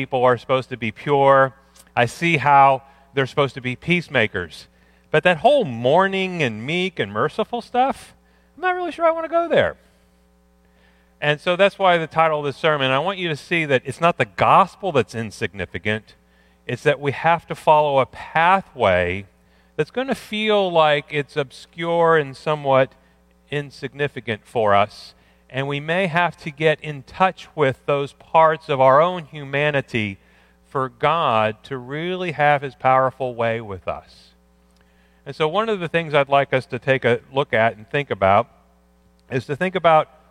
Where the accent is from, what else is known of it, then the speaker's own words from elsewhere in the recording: Pittsburgh, Pennsylvania, United States; I grew up in Pittsburgh